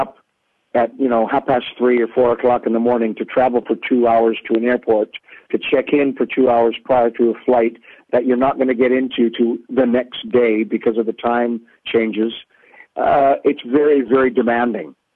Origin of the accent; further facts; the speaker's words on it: Canada; being Canadian